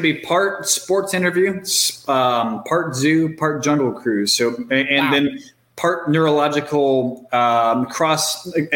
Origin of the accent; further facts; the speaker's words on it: Cleveland, Ohio, United States; now in Charlotte, United States; I was raised in Cleveland, Ohio